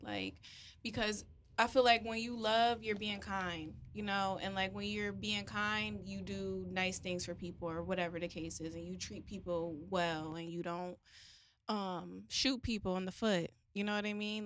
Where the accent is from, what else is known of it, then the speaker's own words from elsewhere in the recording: New Haven, Connecticut, United States; moved away; New Haven, Connecticut, my hometown